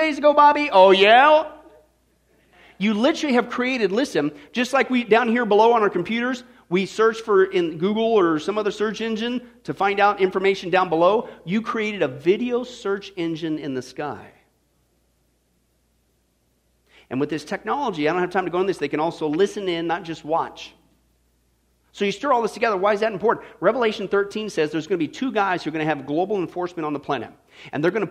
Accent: Kansas, United States; I grew up in Kansas

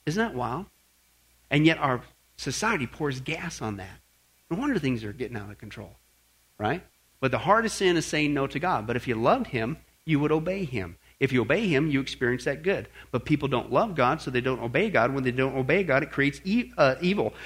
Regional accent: Kansas, United States; moved away; also born or lived in Northern California; Growing up in Kansas

